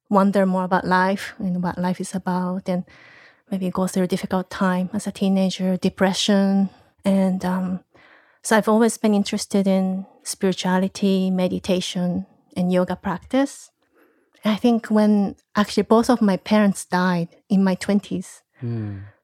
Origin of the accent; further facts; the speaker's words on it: Japan; English is a second language; also born or lived in United States; I think I can say I'm Japanese. My both of my parents are Japanese. I spent a lot of time also in the U.S.